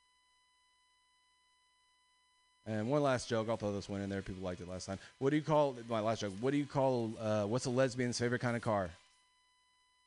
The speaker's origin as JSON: {"language": "English", "area": "East Bay", "region": "California", "country": "United States", "said": "I'm from the East Bay"}